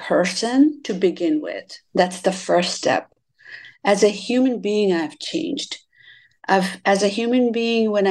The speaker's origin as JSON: {"language": "English", "country": "Bangladesh", "tie": "born or raised there", "said": "So I was born and raised in Bangladesh."}